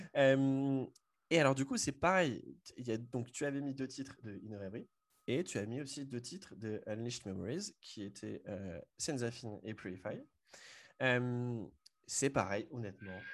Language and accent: French; Le Mans, Pays de la Loire, France; je suis originaire du Mans